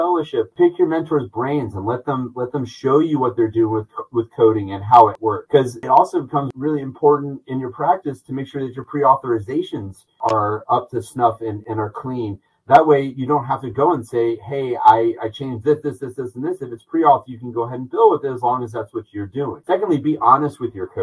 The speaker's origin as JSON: {"language": "English", "town": "Atlanta", "region": "Georgia", "country": "United States", "tie": "born or raised there", "also_born_or_lived": "Northeast US / Long Island, New York", "moved": "as an adult", "lives_now": "Augusta, United States", "said": "I was born and raised in Atlanta, Georgia"}